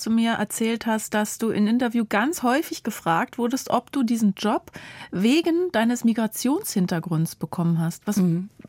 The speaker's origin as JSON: {"language": "German", "country": "Germany", "tie": "born or raised there", "said": "übrigens, ich bin in Deutschland"}